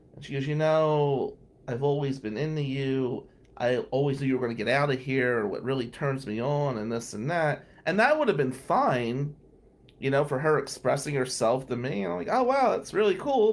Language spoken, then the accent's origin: English; New Jersey, United States; I'm Italian from Jersey